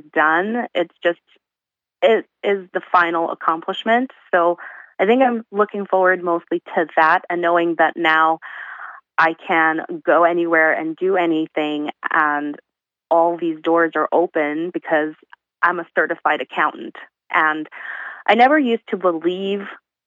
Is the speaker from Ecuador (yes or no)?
no; Thailand; moved away as an adult; also born or lived in Uzbekistan; now in Canada; I was born in Uzbekistan. I was born the year after, or actually some people say the year that the Soviet Union collapsed. So technically I was born in the USSR, which is a union that no longer exists. And then I moved to Thailand when I was around 7 years old